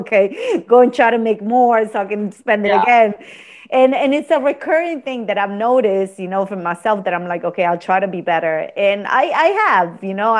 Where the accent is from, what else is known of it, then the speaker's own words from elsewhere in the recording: Argentina; moved away; I'm from Argentina